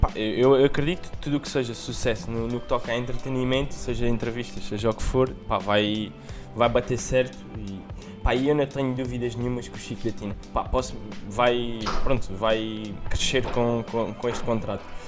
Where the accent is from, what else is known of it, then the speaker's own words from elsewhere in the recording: Portugal; nós que somos, somos portugueses